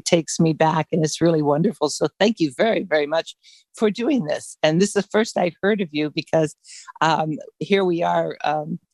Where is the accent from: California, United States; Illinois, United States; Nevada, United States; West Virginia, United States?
Illinois, United States; Chicago; I was born and raised in Chicago